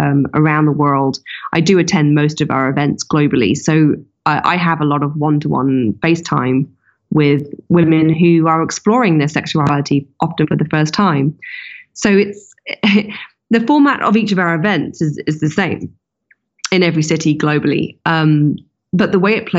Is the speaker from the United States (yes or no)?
no; London, United Kingdom; London, my hometown